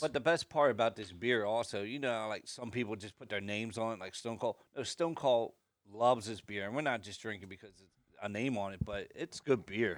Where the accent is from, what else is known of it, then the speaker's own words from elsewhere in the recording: Harford County, Maryland, United States; I grew up in Harford County